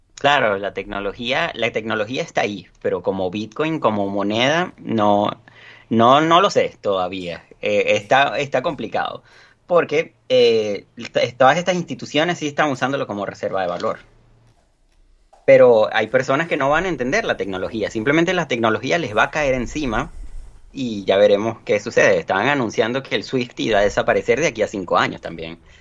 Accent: Venezuela; Yo lo estoy viviendo, por ejemplo, en mi país

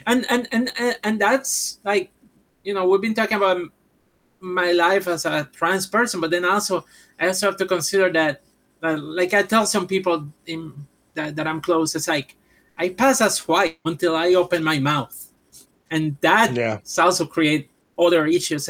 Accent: Puerto Rico; English is a second language; moved away as an adult; now in United States; I'm from Puerto Rico

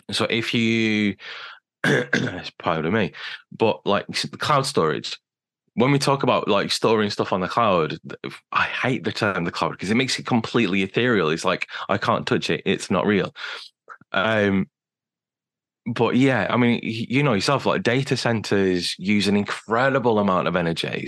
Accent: United Kingdom; being British as well

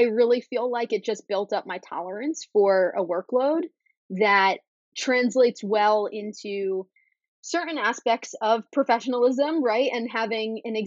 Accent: New York City, New York, United States; I'm born and bred in New York City. I grew up here

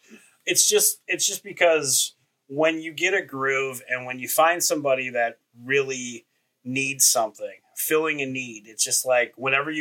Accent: Marinette, Wisconsin, United States; kid growing up in Marinette, Wisconsin

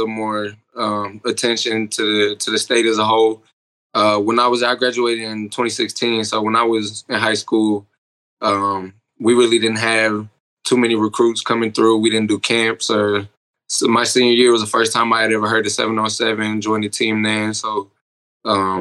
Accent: Milwaukee, Wisconsin, United States; moved away as an adult; now in Oklahoma, United States; I'm originally from Milwaukee, Wisconsin

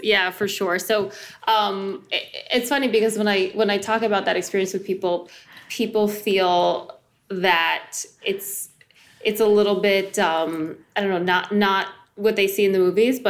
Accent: New Jersey, United States; I grew up mostly in New Jersey.

